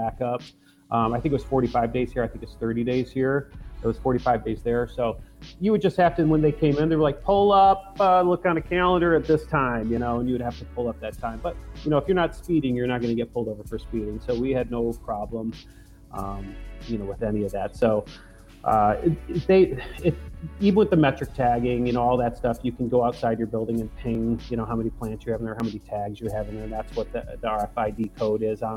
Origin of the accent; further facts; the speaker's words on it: Detroit, Michigan, United States; also born or lived in Colorado; we're from Detroit.